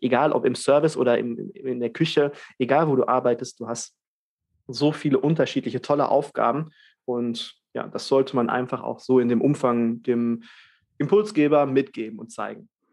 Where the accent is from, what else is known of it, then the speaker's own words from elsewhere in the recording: Germany; bei uns in Deutschland